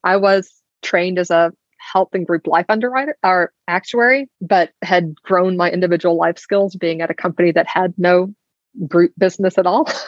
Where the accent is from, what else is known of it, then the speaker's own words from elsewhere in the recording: Alabama, United States; I grew up in Alabama